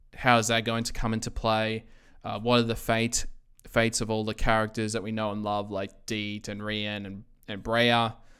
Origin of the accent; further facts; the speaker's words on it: Australia; I'm from Australia